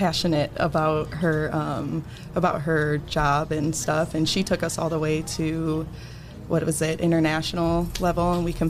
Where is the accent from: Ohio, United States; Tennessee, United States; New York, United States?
Ohio, United States; Toledo; I'm born and raised in Toledo, Ohio. I grew up on the South End